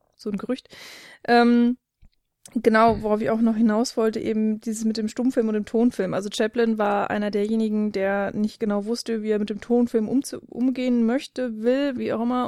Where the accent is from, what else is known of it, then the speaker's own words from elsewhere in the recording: Germany; als Deutscher